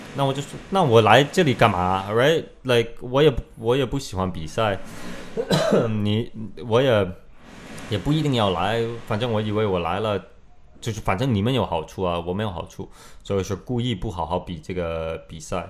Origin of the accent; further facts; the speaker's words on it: Canada; Chinese is a second language; moved away as an adult; also born or lived in Beijing, China; now in China; 然后这个就过了两个月，我就回加拿大了，待了。但是我在加拿大的时候，我就必须要回中国，我必须要回中国。